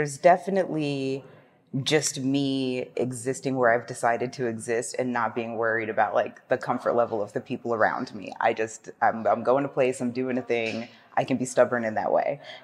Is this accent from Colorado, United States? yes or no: no; Ohio, United States; moved away; I am from Ohio originally, and I worked at our local Renaissance Festival for some years